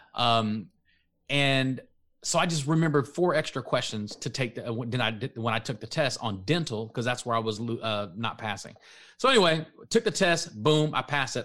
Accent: Dallas-Fort Worth area, Texas, United States; I'm from the Dallas, Fort Worth area

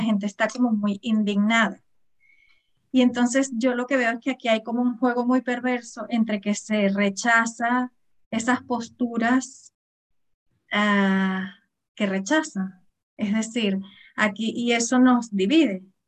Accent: Venezuela; moved away; Yo, yo soy venezolana, hace muchísimos años que vivo aquí

